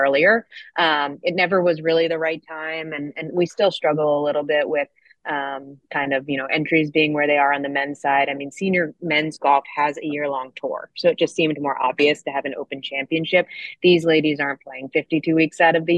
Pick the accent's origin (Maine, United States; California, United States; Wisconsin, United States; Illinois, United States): California, United States; also born or lived in New Jersey; now in Pinehurst, United States; I'm from California